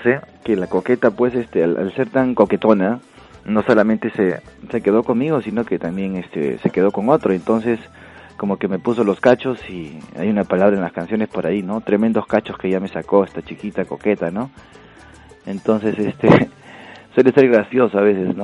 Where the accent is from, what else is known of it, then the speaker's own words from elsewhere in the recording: Huancayo, Junín, Peru; now in Spain; la, la, provincia donde yo vengo es de Huancayo